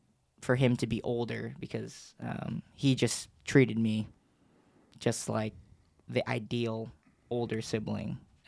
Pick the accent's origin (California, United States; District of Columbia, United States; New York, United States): California, United States; Los Angeles; born there; So I'm not originally from Knoxville. I was born in L.A., My whole family, both sides, you know, mother's side, father's side, they're all still in L.A.